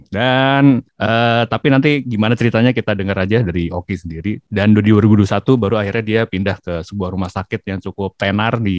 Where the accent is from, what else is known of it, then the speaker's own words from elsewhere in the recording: Papua, Indonesia; gue kan orang Irian.